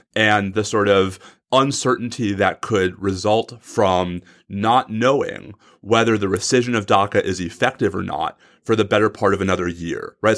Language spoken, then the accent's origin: English; Texas, United States; in my home state of Texas.